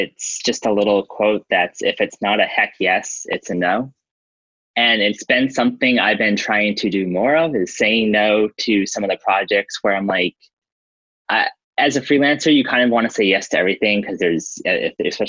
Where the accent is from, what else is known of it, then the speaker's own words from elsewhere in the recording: Cape Cod, Massachusetts, United States; moved away as an adult; now in Tampa, United States; I'm originally from Cape Cod, Massachusetts, and it's beautiful there, but really expensive to live. So I had moved down here